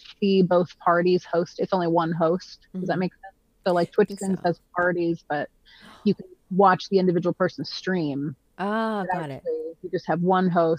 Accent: Nashville, Tennessee, United States; I grew up in Nashville, because that's where my dad's job was.

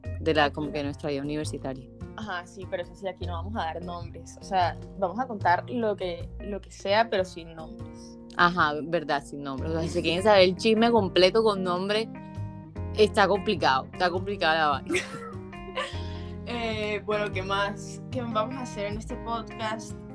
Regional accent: Barranquilla, Atlántico, Colombia; moved away as an adult; also born or lived in Bogotá; now in Medellín, Colombia; soy de Barranquilla, vivo en Medellín, estudio en Bogotá

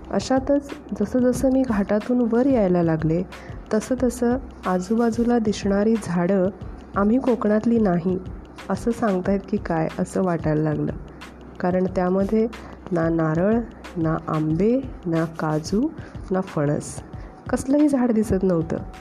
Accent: Konkan, India; moved away as an adult; now in Kolhapur, India; मी मूळची कोकणची

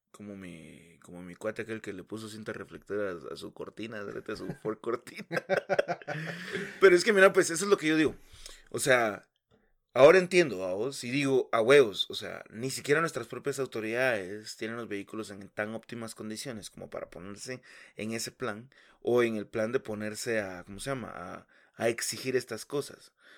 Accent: Guatemala City, Guatemala Department, Guatemala; also born or lived in Villa Nueva; Yo crecí en la zona 18

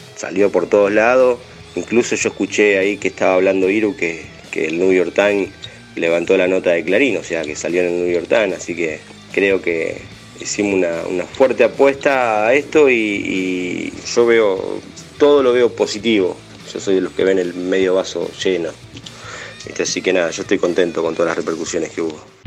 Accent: Colón, Buenos Aires Province, Argentina; soy de Colón, nací en Colón

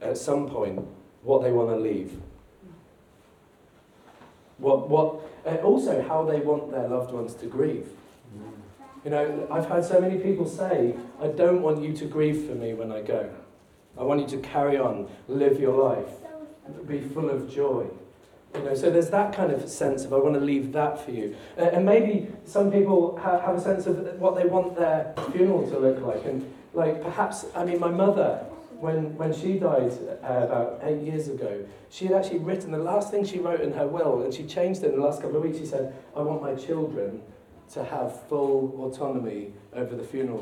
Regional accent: United Kingdom; We're British citizens. My passport tells me that.

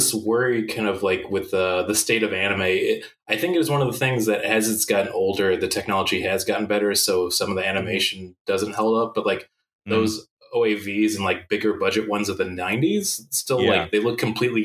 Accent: Chicago, Illinois, United States; where I grew up in the Chicago area. Mm-hmm. I moved into the city like when I turned like 23, 24, but before that I was in the suburbs.

